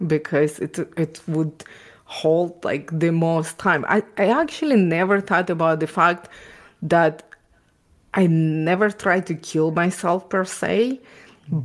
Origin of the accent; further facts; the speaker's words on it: Ukraine; English is a second language; also born or lived in Israel; now in Canada; I was born and raised in Ukraine